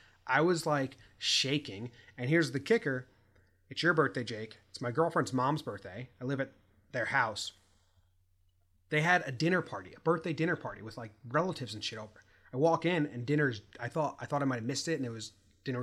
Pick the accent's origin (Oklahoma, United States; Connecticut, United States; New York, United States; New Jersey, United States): Connecticut, United States; now in California, United States; We're from Connecticut, high school friends